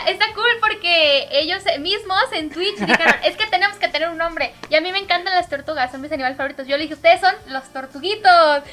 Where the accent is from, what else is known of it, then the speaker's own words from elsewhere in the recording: Mexico; soy cosplayer mexicana